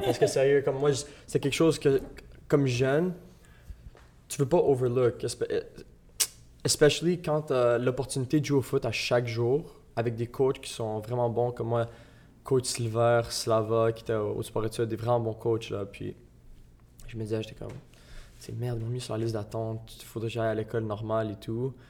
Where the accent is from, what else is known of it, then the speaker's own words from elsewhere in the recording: Gatineau, Quebec, Canada; moi, je venais, de Hull.